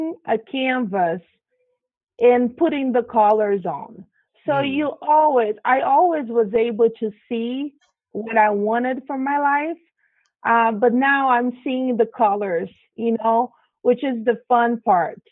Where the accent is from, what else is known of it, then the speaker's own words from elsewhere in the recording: Brazil; moved away; I grew up in Brazil and South America